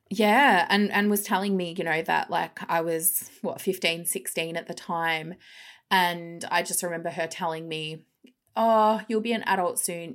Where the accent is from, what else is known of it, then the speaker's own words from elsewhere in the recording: Melbourne, Victoria, Australia; moved away as an adult; also born or lived in England; grew up in the cough, cough, western suburbs of Melbourne.